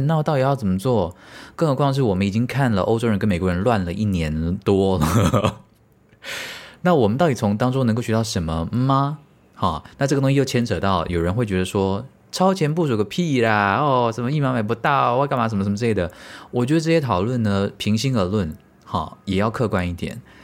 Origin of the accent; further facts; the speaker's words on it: Taiwan; 身为台湾人